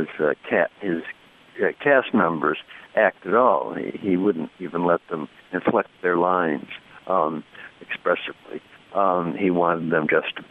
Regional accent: Chicago, Illinois, United States; moved away as an adult; now in Ann Arbor, United States; I grew up in Chicago and went to school before I came to Ann Arbor

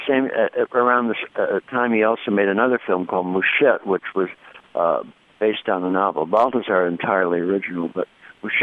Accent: Chicago, Illinois, United States; moved away as an adult; now in Ann Arbor, United States; I grew up in Chicago and went to school before I came to Ann Arbor

